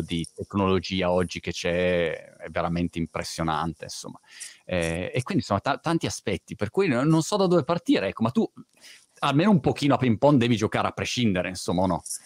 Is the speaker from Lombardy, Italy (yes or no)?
yes; Milan, Lombardy, Italy; moved away as an adult; now in United Kingdom; da ragazzino vivevo a Milano